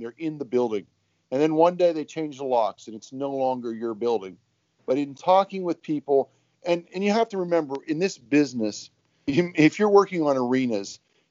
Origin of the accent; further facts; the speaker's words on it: Northeast Ohio, United States; now in Columbus, United States; from where I grew up in Northeast Ohio